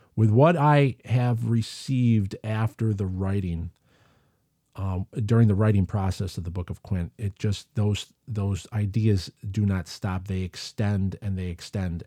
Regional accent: United States; accent: American; in my Amerikansky accent

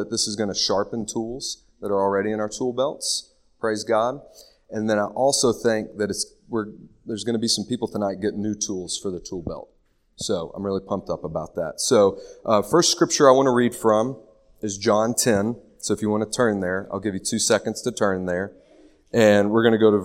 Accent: Nicholasville, Kentucky, United States; moved away as an adult; also born or lived in Lexington, Kentucky / Charlotte, North Carolina; I was born in Lexington. In first grade, my parents moved me to the wonderful place of Nicholasville, Kentucky. Went to good old Rosenwald Dunbar Elementary, West Middle, West High, and then went to WKU

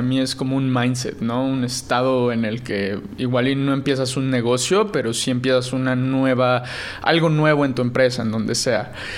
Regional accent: Puebla, Mexico; yo soy de Puebla

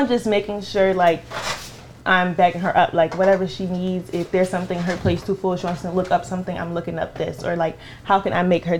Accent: Jacksonville, Florida, United States; also born or lived in Liberia; I'm from Liberia, but I was raised in Jacksonville, Florida.

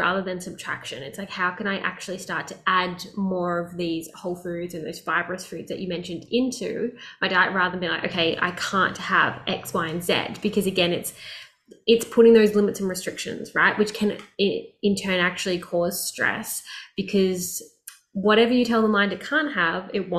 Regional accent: Melbourne, Victoria, Australia; where I grew up in Australia, which was Melbourne

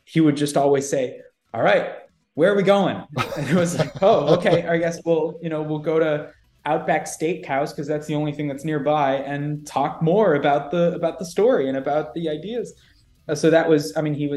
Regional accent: Jacksonville, Florida, United States; Jacksonville, Florida, which is my hometown

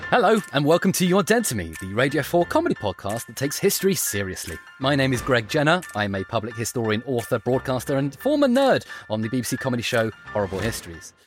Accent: Suffolk, East of England, United Kingdom; I come from a rural part of the world. I come from from Suffolk

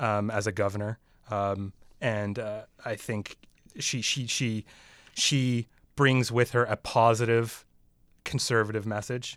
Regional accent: Canada; even as a Canadian, you know, we have a prime minister here

